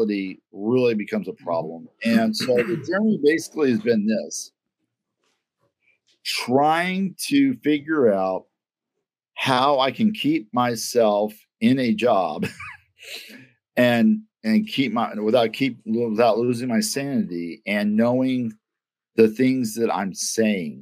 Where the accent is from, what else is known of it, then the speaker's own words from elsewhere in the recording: Kansas City, Missouri, United States; also born or lived in Alton, Missouri / Pierce City, Missouri; I'm from Kansas City